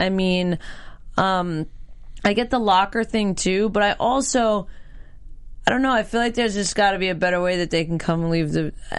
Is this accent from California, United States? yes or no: no; New York, United States; growing up in New York and being around New York a lot